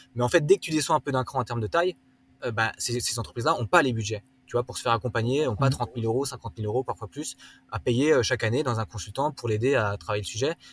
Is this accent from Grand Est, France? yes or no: yes; Wolschwiller, Grand Est, France; moved away; also born or lived in London; Je viens d'Alsace à la base, donc j'ai grandi à la campagne entre les Vosges et, le Jura.